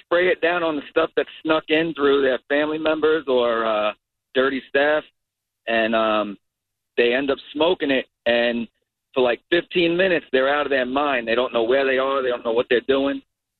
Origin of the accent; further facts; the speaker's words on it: Long Island, New York, United States; moved away; I'm originally from Long Island, so.